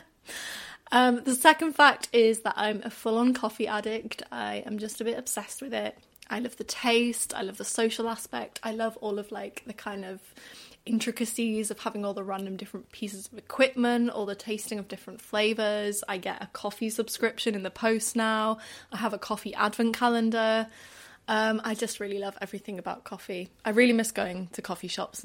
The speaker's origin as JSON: {"language": "English", "region": "Wales", "country": "United Kingdom", "also_born_or_lived": "Mexico", "said": "I'm Welsh, although not everyone picks up that from my accent. It's not like a super strong one, but I'm definitely Welsh."}